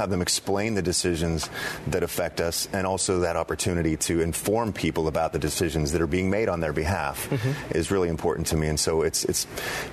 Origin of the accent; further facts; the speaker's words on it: Pittsburgh, Pennsylvania, United States; moved away as an adult; also born or lived in Boise, Idaho; now in Columbus, United States; I grew up in Pittsburgh. My family's still there